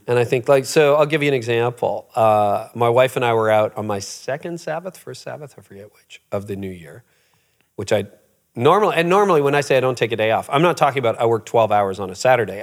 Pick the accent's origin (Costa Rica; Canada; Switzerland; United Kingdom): Canada; I was born in Canada, but my parents were both born in Holland